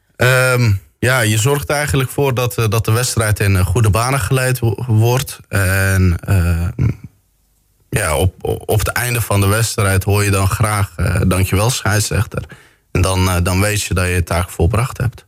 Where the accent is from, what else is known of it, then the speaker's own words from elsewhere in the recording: Bergen op Zoom, North Brabant, Netherlands; geboren en getogen in Bergen op Zoom.